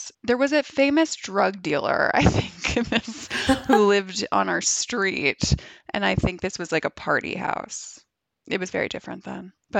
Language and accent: English; Boston, Massachusetts, United States; moved away as an adult; also born or lived in New York; now in Los Angeles, United States; I grew up in Boston. I lived in New York for like 12 years and just moved out here officially last September, so now a year, but came out for sort of a test run the February before